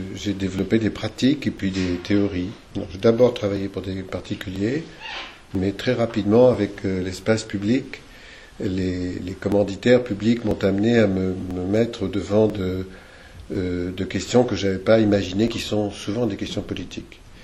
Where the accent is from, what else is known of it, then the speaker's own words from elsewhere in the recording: Argenton-sur-Creuse, Centre-Val de Loire, France; now in Creuse, France; je suis né à Argenton-sur-Creuse